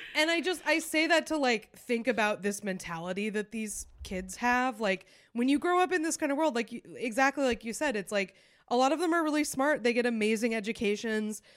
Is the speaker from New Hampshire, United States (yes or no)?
yes; Concord, New Hampshire, United States; St. Paul's, which is in my hometown.